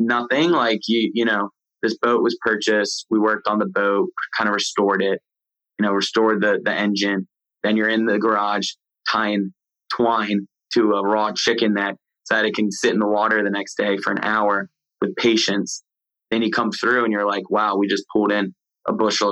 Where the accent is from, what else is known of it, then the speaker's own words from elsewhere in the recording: Maryland, United States; moved away as an adult; also born or lived in the South; I came from Maryland, moved to the South.